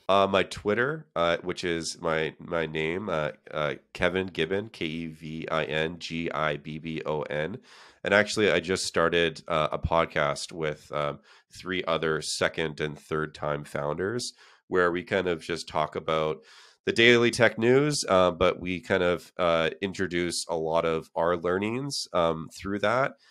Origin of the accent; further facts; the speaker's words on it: Canada; moved away as an adult; now in San Francisco, United States; I'm from Canada